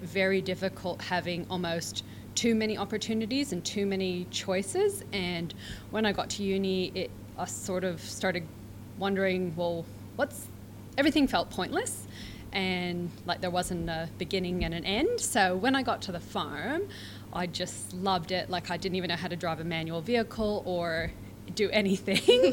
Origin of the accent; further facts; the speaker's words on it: Vancouver Island, British Columbia, Canada; moved away as an adult; now in Manjimup, Australia; I am originally from Vancouver Island in Canada, which is on the west coast